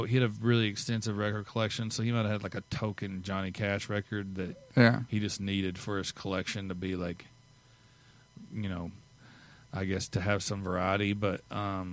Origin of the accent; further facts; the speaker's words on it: Missouri, United States; I'm from Missouri